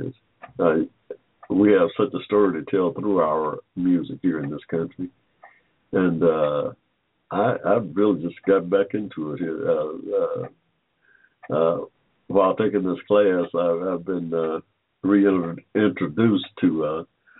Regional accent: Georgia, United States; also born or lived in Barberton, Ohio; I was born here in Georgia in 1945 in the middle of a cotton field

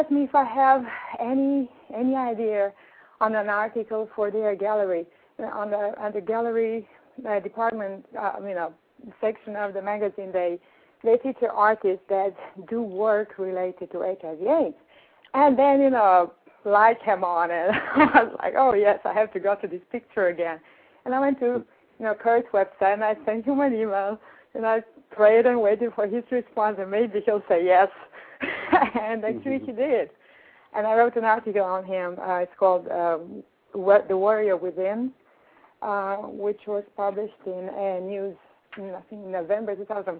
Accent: Romania; now in New York, United States; I'm from Europe, as you can tell from the accent

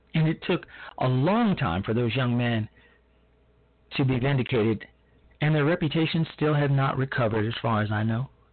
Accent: Chicago, Illinois, United States; my hometown, Chicago

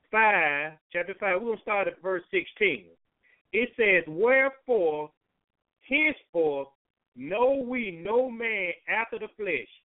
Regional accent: Chicago, Illinois, United States; I do this. I'm from the South Side of Chicago, whatever.

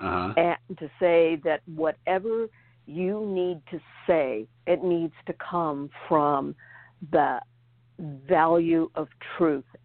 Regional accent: Covina, California, United States; also born or lived in Germany; I grew up in Covina, California

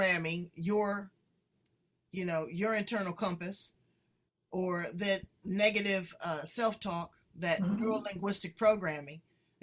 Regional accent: Los Angeles, California, United States; I'm from

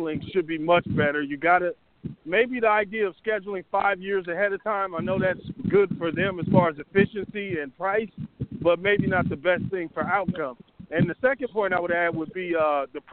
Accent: Big Ten area, Midwest, United States; now in SEC area (Southern US); I'm from the Big Ten area. I live in the SEC area now

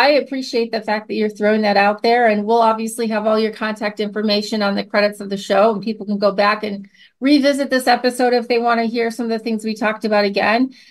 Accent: Michigan, United States; I grew up in Michigan

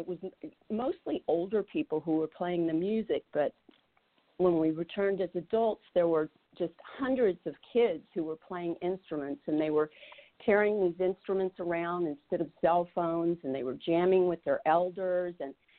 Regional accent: the Appalachian Mountains, United States; moved away; Vicki and I grew up in the Appalachian Mountains

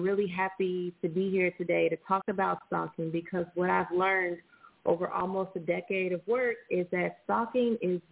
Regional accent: Indianapolis, Indiana, United States; also born or lived in Washington, D.C.; now in Los Angeles, United States; I'm originally from Indianapolis, Indiana, and I currently reside in Los Angeles, California

